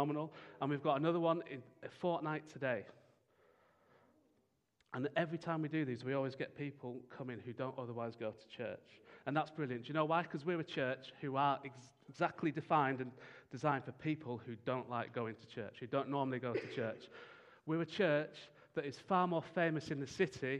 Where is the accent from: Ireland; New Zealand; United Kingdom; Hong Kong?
United Kingdom; as British people